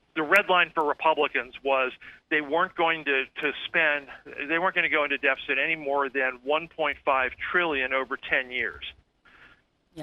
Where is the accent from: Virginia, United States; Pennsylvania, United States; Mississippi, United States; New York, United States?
Pennsylvania, United States; my home state of Pennsylvania